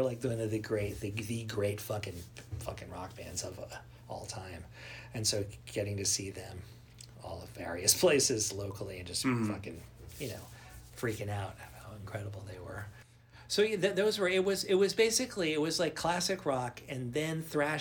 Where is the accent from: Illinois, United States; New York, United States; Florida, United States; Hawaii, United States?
New York, United States; New York City; I grew up in Manhattan